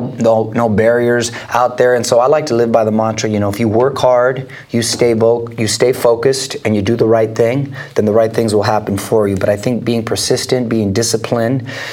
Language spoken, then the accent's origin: English; Chula Vista, California, United States; now in Los Angeles, United States; I'm from Chula Vista, San Diego